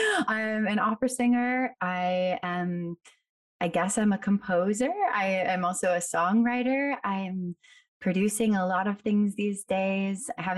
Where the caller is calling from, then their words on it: New York City, New York, United States; I'm calling in from Brooklyn today.